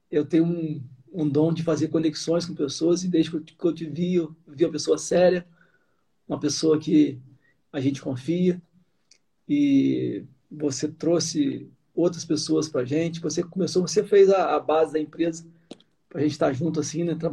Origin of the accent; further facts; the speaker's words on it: Sumidouro, Rio de Janeiro, Brazil; É, eu nasci em Sumidouro, né? Eu tive uma, uma, uma infância toda em Sumidouro, dos meus primeiros anos de vida.